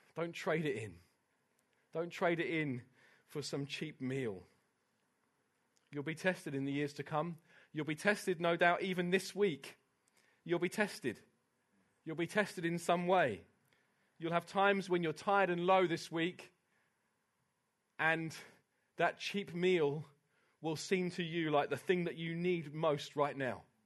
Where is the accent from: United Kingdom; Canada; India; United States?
United Kingdom; I love being British